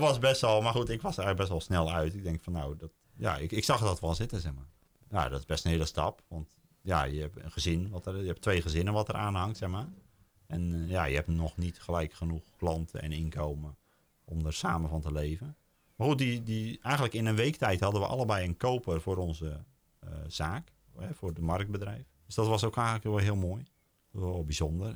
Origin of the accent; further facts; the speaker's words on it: Oud-Beijerland, South Holland, Netherlands; moved away as an adult; now in Den Bommel, Netherlands; We komen uit Hoekse Waard, ik uit Albeierland